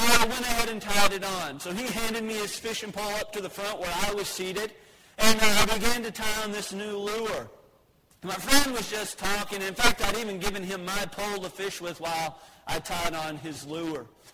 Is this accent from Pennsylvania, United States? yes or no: no; Texas, United States; as a Texan